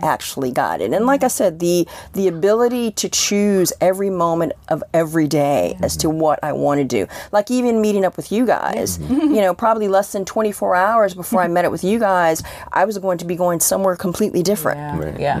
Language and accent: English; Columbia, Maryland, United States; also born or lived in Washington, D.C.; I grew up in Columbia, Maryland